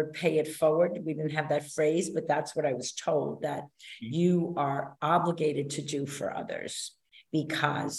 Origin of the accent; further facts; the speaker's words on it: New York City, New York, United States; accent: New York; moved away as an adult; also born or lived in New Orleans, Louisiana / Greenville, North Carolina; I am a New York City girl, New York City born and raised, and I very much identify as a New Yorker.